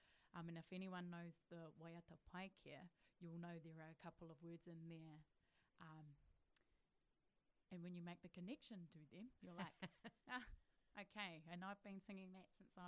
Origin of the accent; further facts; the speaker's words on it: Porangahau, Hawke's Bay, New Zealand; I grew up at home in Porongahau, so I've always been around waiata and things because my dad was did the whai kōrero at our marae all the time.